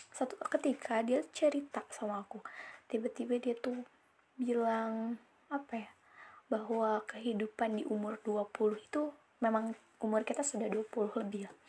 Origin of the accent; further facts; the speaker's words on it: West Java, Indonesia; Aku orang Sunda yang gak Sunda-Sunda banget